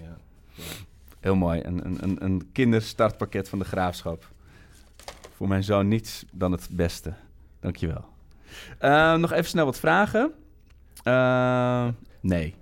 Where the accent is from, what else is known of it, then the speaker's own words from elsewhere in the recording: Amsterdam, North Holland, Netherlands; ik kom uit Amsterdam en, en hele, hele mooie jeugdherinneringen aan.